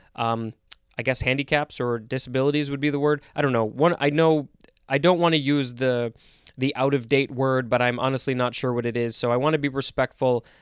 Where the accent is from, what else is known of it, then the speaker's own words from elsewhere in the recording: United States; I'm saying that as an American